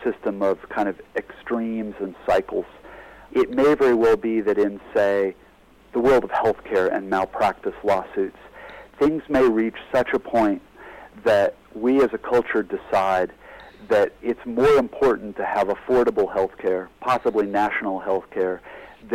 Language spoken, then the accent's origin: English; United States; As an American